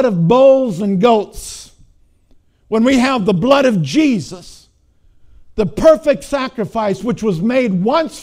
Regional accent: Minnesota, United States; I'm from Minnesota.

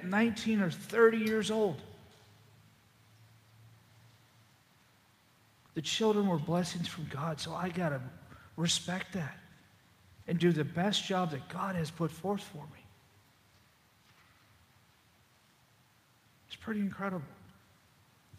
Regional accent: Boston, Massachusetts, United States; moved away; also born or lived in Zachary, Louisiana; I'm from Boston

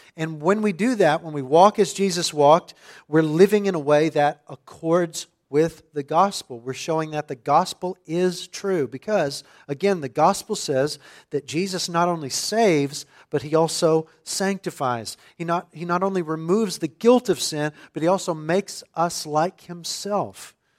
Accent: suburban West Texas, United States; for a boy growing up in the Bible Belt of suburban West Texas

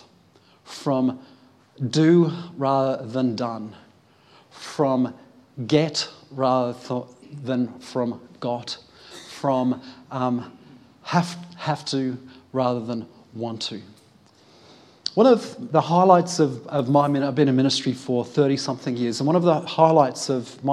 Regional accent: United Kingdom; being British myself

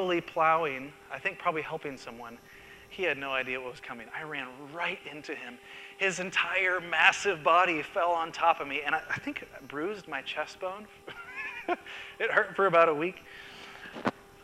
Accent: Seattle, Washington, United States; the church I grew up in Seattle

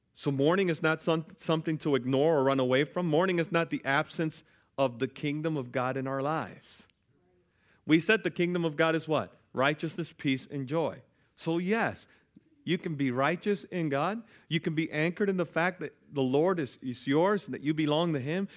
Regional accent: United States; as American citizens

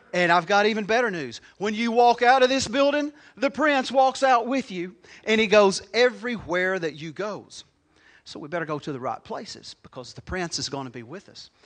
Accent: United States; I was born in Crittenden County

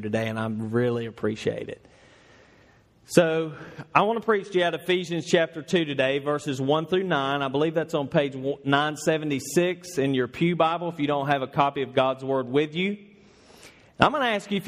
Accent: Northeast Georgia, United States; moved away as an adult; now in Louisville, United States; I'm from Northeast Georgia.

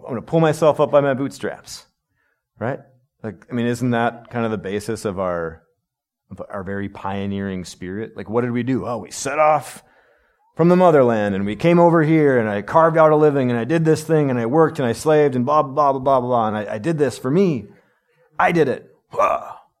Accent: United States; as American people

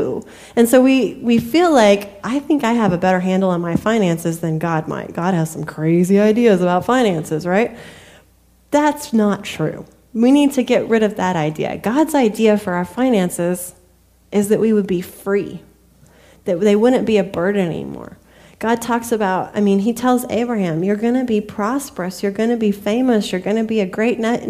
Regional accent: United States

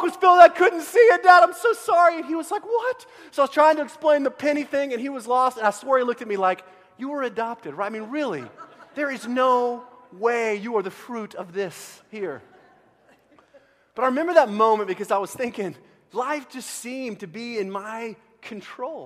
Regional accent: Central Texas, United States; I grew up in Central Texas

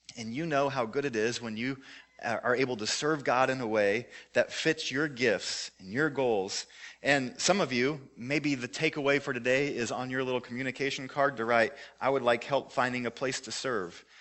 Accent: Joplin, Missouri, United States; my hometown, Joplin, Missouri

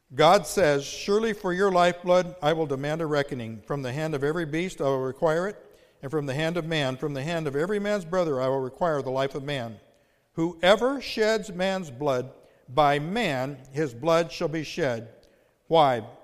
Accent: United States; the incredible privilege of growing up in the United States

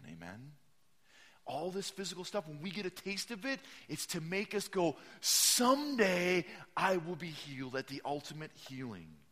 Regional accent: Midwest, United States; I'm from the Midwest

